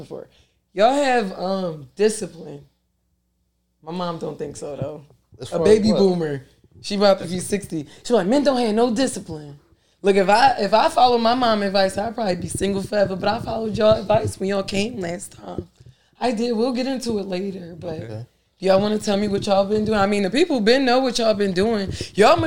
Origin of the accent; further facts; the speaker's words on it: Philadelphia, Pennsylvania, United States; I'm just a regular John, you know, from South Philly